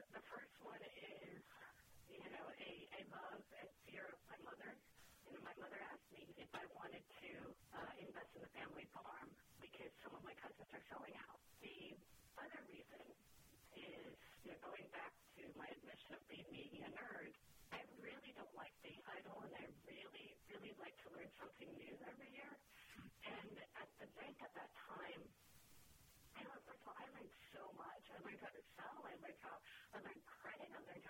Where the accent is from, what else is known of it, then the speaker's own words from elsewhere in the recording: New York, United States; And I, being a New Yorker, I think, you know, we hustle, you know, and we follow up